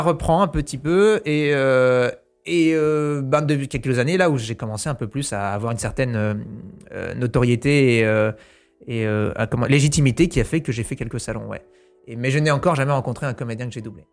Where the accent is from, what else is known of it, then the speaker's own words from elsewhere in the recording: New Caledonia; moved away; quand j'étais petit, j'habitais en Nouvelle-Calédonie.